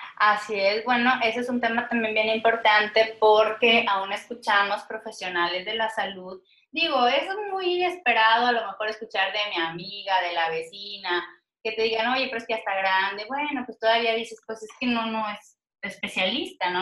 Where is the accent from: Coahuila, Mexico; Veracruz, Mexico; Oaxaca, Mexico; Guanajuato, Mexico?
Coahuila, Mexico; now in Monterrey, Mexico; estoy radicando actualmente en la ciudad de Monterrey, aunque yo soy coahuilense